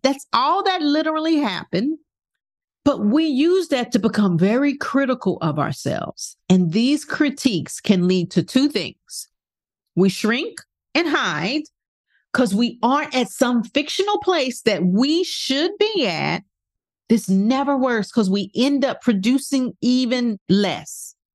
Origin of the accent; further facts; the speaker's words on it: New York City, New York, United States; moved away; I was born in Brooklyn, Brooklyn Jewish Hospital